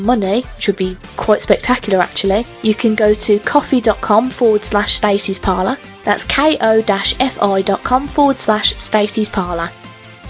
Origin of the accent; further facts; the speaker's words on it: United Kingdom; I'm very British